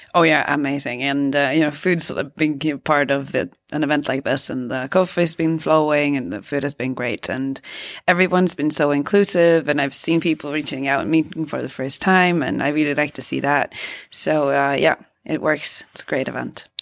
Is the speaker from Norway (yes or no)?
yes; Norway